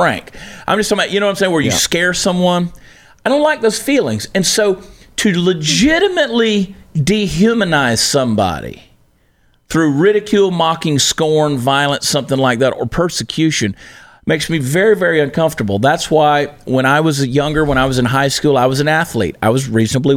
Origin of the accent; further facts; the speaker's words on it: the South, United States; I was raised in the South